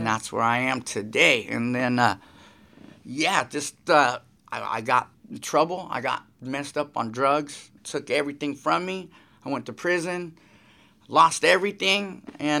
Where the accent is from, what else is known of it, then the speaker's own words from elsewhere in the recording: Santa Cruz, California, United States; also born or lived in Antioch, California / Modesto, California; I grew up a little bit in Modesto, and then I like where my skating really took off was in Santa Cruz